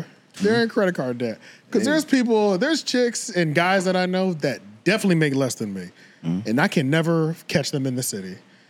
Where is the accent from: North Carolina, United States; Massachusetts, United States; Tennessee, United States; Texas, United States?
North Carolina, United States; Raleigh; I'm like, yeah, I'm here from Raleigh.